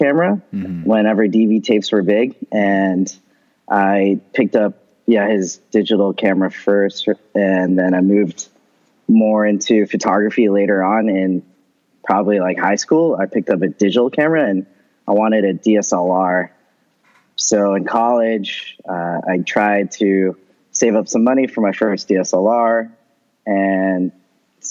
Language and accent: English; Bay Area, California, United States; moved away as an adult; now in Los Angeles, United States; I am originally from the Bay Area and moved to Los Angeles recently